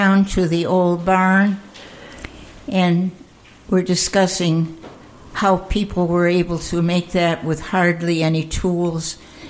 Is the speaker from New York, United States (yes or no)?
yes; Amsterdam, New York, United States; moved away; also born or lived in Altamont; I was born in Amsterdam.